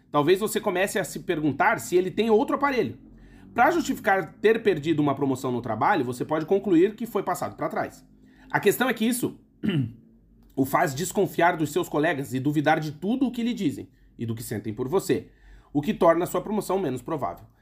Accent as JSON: {"language": "Portuguese", "country": "Brazil", "moved": "as an adult", "said": "nós, que somos do Brasil"}